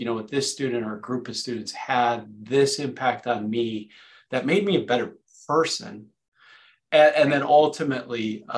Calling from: California, United States; And he's coming from sunny Southern California. I'm coming from Northern California.

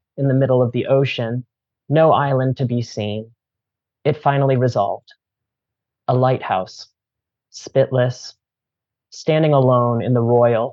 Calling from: Cambridge, Massachusetts, United States; I'm calling in from Pawtucket land, also sometimes called Cambridge, Massachusetts

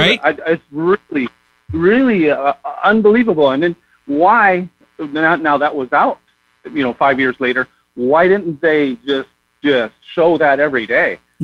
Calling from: California, United States; I'm from California.

